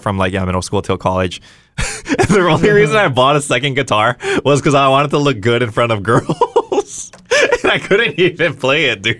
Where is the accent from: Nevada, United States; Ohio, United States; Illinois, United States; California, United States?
Nevada, United States; Las Vegas; when I was growing up in Vegas